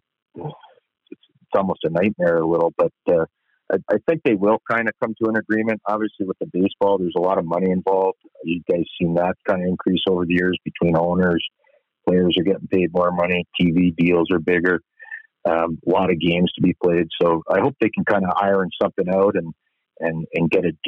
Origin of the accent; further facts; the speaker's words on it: Sydney River, Nova Scotia, Canada; moved away as an adult; now in Alberta, Canada; grew up in great detail, Sydney River, which is the county, the big city around there was Sydney. And it's in Nova Scotia